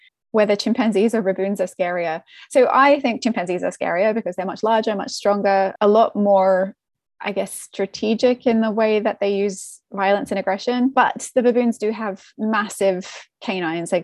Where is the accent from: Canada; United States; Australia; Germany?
Australia; moved away; I'm Australian